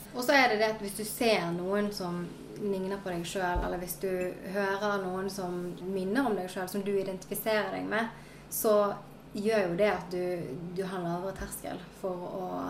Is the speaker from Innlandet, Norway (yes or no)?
no; Sotra, Vestland, Norway; also born or lived in South Korea; jeg kommer fra Sotra utenfor Bergen.